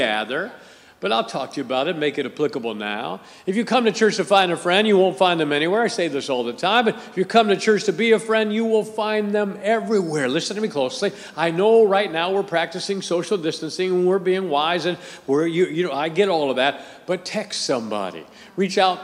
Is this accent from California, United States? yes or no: no; Akron, Ohio, United States; I grew up in Akron, Ohio, and we had a rival high school in Akron, Ohio